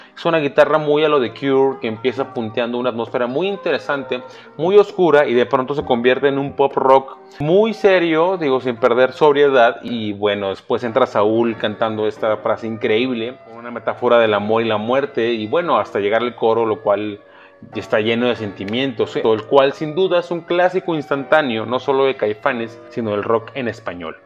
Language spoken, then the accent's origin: Spanish; Mexico; como mexicanos somos un pueblo mestizo